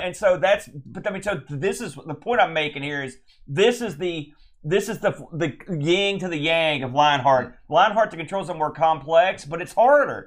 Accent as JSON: {"language": "English", "country": "United States", "said": "I'm an American"}